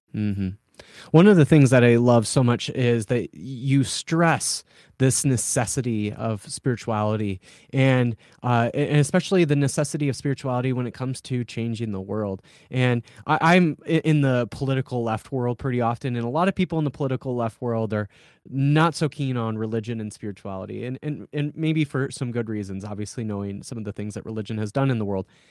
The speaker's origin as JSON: {"language": "English", "region": "South Dakota", "country": "United States", "said": "I'm from South Dakota"}